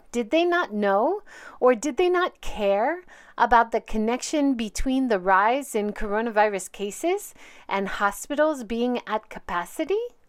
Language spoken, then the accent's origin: English; Hawaii, United States; moved away; also born or lived in Hiroshima; I grew up in Hawaii seeing both the benefits and harm of tourism